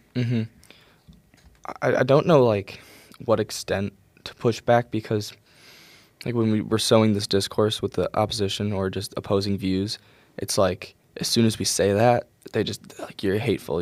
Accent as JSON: {"language": "English", "town": "Rochester", "region": "New York", "country": "United States", "tie": "born or raised there", "moved": "yes", "said": "back in my hometown, Rochester"}